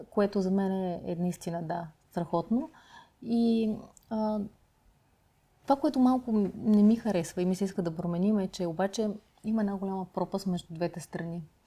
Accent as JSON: {"language": "Bulgarian", "town": "Pleven", "region": "Pleven Province", "country": "Bulgaria", "tie": "born or raised there", "moved": "yes", "lives_now": "Sofia, Bulgaria", "said": "аз съм родом от Плевен"}